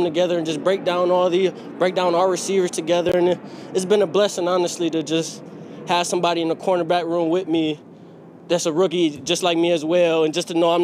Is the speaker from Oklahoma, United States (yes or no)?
no; Michigan, United States; moved away as an adult; I'm from Michigan, being far away from my loved ones, 3-hour difference.